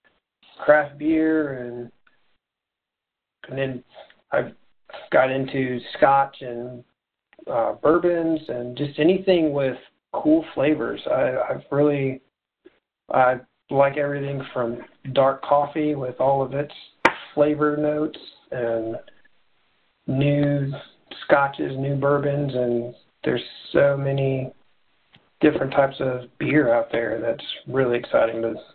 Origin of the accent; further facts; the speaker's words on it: Indiana, United States; Born and raised in Indiana, and I live in Indianapolis now